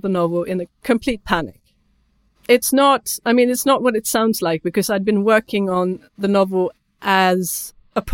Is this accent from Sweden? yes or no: yes; Sweden; first language Swedish; English is a second language; my first language is Swedish